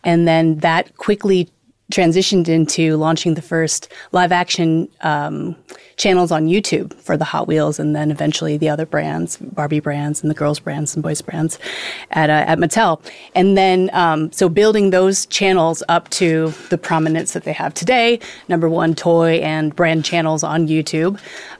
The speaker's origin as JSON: {"language": "English", "town": "Los Angeles", "region": "California", "country": "United States", "tie": "born or raised there", "said": "I'm here on From the Blockchain. I'm an LA native"}